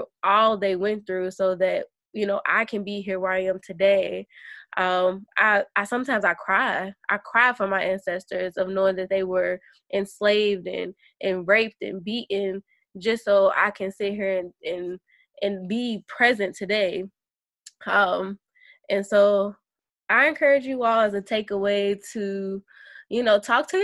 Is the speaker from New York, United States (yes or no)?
no; Kentucky, United States; moved away as an adult; now in San Diego, United States; I'm from Kentucky